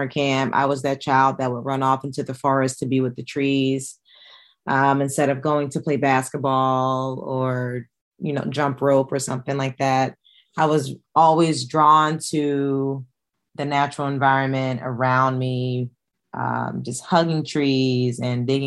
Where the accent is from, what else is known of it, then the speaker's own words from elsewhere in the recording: Pennsylvania, United States; moved away; I went to Penn State, my hometown or my home state's land grant